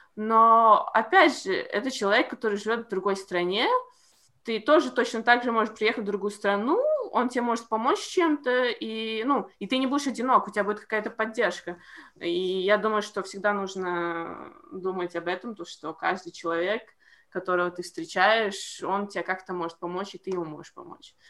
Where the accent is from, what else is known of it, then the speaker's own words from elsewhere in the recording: Latvia; я из Латвии